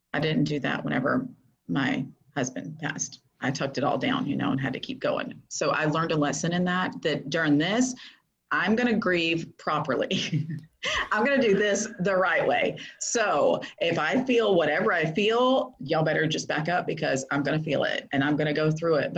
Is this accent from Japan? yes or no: no; Florida, United States; moved away as an adult; also born or lived in Texas; I moved back to my hometown that I was never going to move back to, but I'm back here